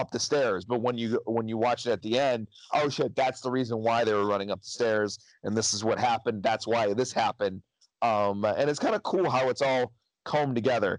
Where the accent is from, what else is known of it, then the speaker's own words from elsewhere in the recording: United States; I am American.